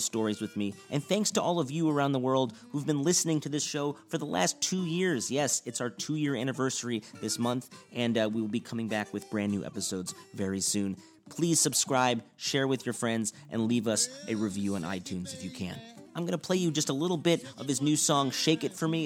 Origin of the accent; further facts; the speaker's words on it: Chicago, Illinois, United States; I grew up in Chicago